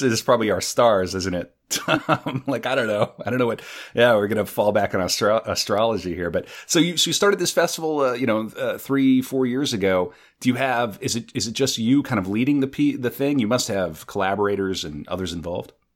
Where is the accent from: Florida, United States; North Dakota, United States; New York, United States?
North Dakota, United States; moved away; I'm from North Dakota